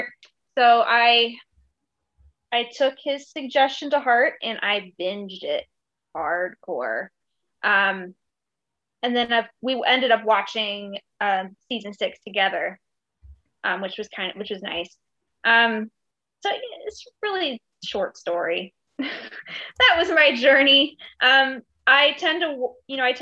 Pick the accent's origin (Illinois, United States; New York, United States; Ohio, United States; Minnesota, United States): Ohio, United States; moved away; also born or lived in California; I'm in Ohio right now. I'm from Ohio originally.